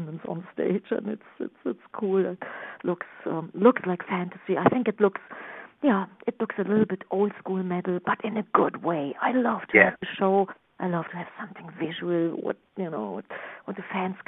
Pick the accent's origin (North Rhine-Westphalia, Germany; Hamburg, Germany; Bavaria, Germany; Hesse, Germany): North Rhine-Westphalia, Germany; Düsseldorf; English is a second language; moved away as an adult; now in New York, United States; my hometown, Düsseldorf, Germany, where everything started